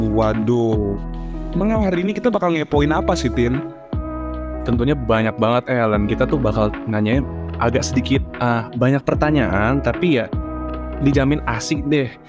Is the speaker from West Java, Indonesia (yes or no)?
yes; Bogor, West Java, Indonesia; Kebetulan kan gue ini kan dari Bogor dan banyak cewek-cewek. Gue dari Bogor.